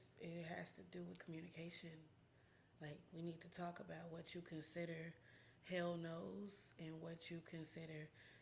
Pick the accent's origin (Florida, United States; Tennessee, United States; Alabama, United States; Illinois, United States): Tennessee, United States; Memphis; I grew up in East Memphis.